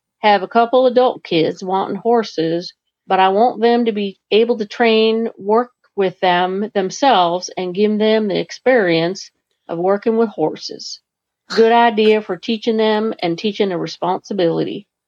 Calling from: Vermont, United States; calling from Vermont

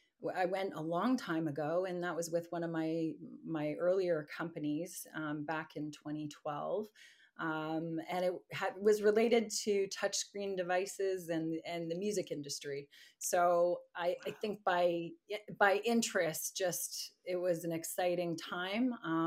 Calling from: Mississauga, Ontario, Canada; Just outside of Toronto in Mississauga.

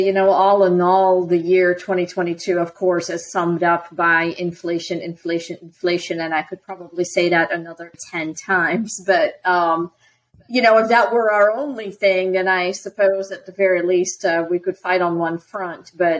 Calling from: Lakeland, Florida, United States; Today I am joining you from Lakeland, Florida.

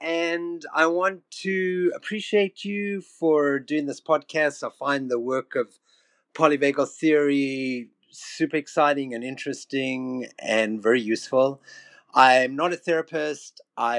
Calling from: Vancouver, British Columbia, Canada; I'm speaking here from Vancouver, Canada.

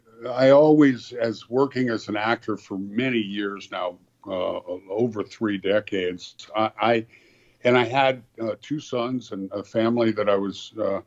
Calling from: Los Angeles, California, United States; I'm talking from Los Angeles, an area of Los Angeles called Hancock Park

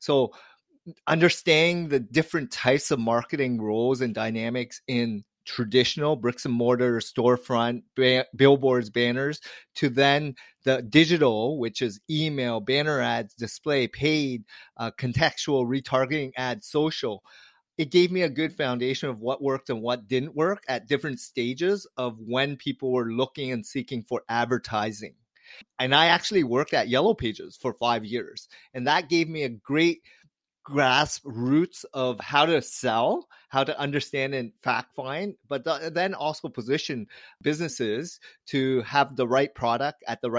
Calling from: Toronto, Ontario, Canada; I'm joining you from Toronto, Canada.

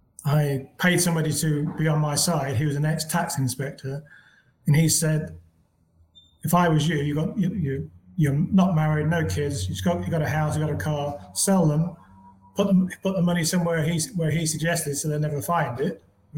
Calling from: Panama

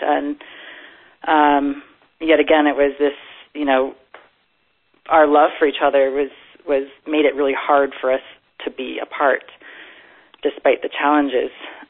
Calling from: Boulder, Colorado, United States; I am calling from Boulder, Colorado.

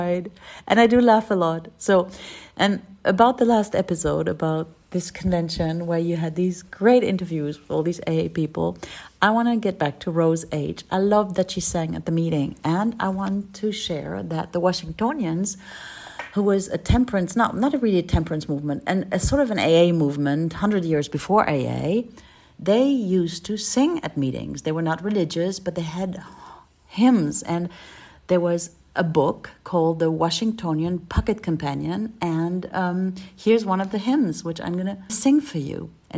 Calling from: Berlin, Germany; Hi there. … I'm an alcoholic from Berlin in Germany.

